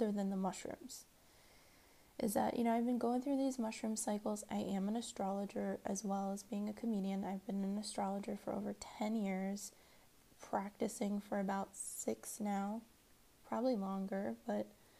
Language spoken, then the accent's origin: English; Washington, United States; also born or lived in Maryland; I grew up in Maryland and in Washington. I was born in Washington, D.C.